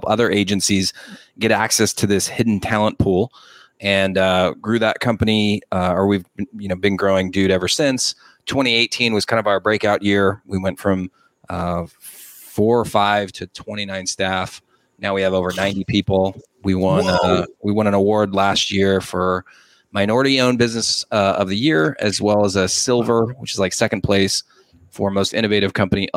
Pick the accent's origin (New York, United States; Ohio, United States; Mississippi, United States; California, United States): California, United States; Los Angeles; also born or lived in San Diego; I'm originally from Los Angeles.